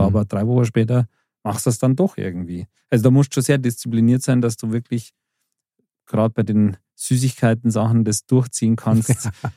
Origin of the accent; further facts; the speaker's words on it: Bavaria, Germany; wir in Bayern